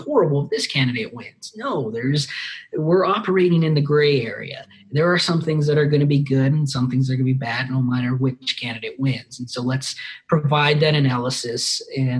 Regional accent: Las Cruces, New Mexico, United States; Born and raised in Las Cruces

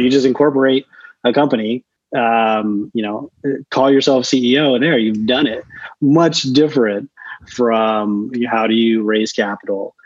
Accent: Chula Vista, California, United States; moved away as an adult; also born or lived in Orange County, California / Los Angeles, California; now in New York, United States; I grew up in uh, a town. It was a town then. It's a city now called Chula Vista.

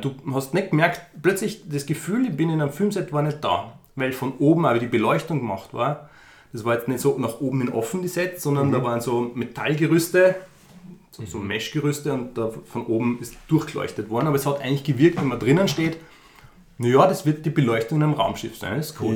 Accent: Upper Austria, Austria; moved away as an adult; now in Vienna, Austria; ich komme ursprünglich aus Oberösterreich, lebe aber schon seit 15 Jahren knapp in Wien

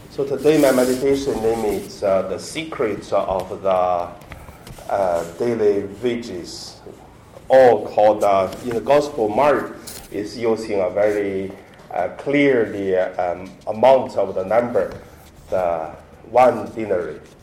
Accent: Hebei, China; English is a second language; moved away; my hometown in Hebei province

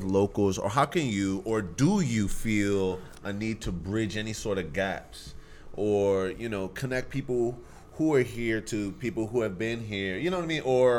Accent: Greenbelt, Maryland, United States; also born or lived in Washington DC / Omaha, Nebraska; I was born in Washington DC. I'm a Nigerian. I was raised in Greenbelt, but I've lived my life in the DMV before I went to school in Omaha, Nebraska.

